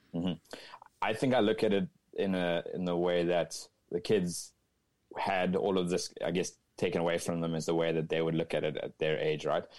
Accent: Cape Town, Western Cape, South Africa; moved away as an adult; now in Northern California, United States; I'm originally from Cape Town, South Africa, a beautiful part of the world

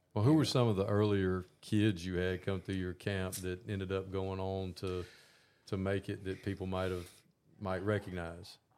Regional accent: Augusta, Georgia, United States; I grew up in Augusta, Georgia, and spent my whole life here

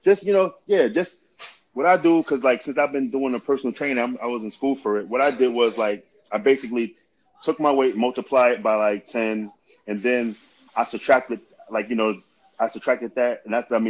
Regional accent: Idaho, United States; because I came from Southern Idaho, so, the program that we had in Southern Idaho, when we was working out, we was getting after it

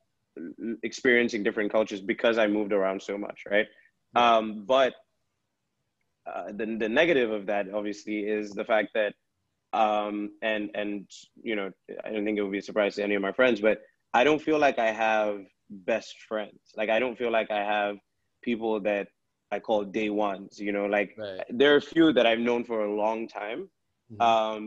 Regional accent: Ghana; also born or lived in Gambia; I was growing up in Ghana, I guess those were my formative years

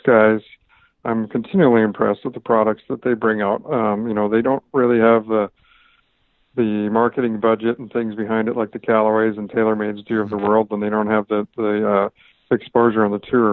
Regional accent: Canada; now in Southern California, United States; a golf course I grew up on in Canada

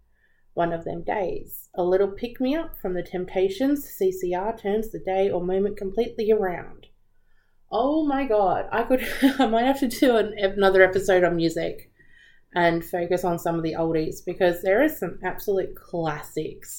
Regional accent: Australia; Growing up in Australia, we're always surrounded by beaches.

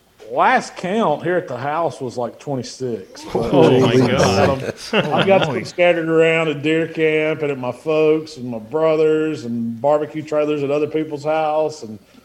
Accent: Memphis, Tennessee, United States; We came from the Memphis area, which we always cooked pork.

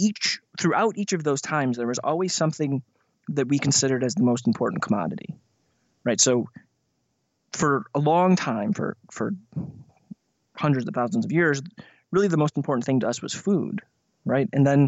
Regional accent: Midwest, United States; I grew up in the Midwest and kind of bounced around.

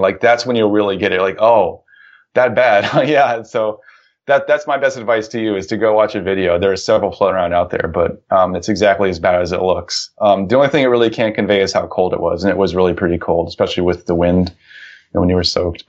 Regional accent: Ohio, United States; the town where I grew up in Ohio

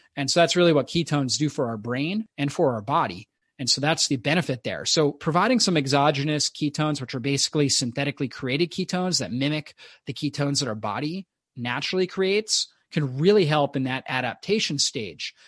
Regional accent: Florida, United States; I grew up in Florida on the beach

